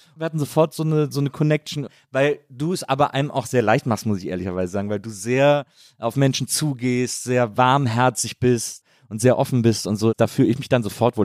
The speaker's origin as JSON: {"language": "German", "town": "Bonn", "region": "North Rhine-Westphalia", "country": "Germany", "tie": "born or raised there", "also_born_or_lived": "Cologne", "moved": "as an adult", "lives_now": "Berlin, Germany", "said": "In Bonn, zwischen Köln und Bonn aufgewachsen."}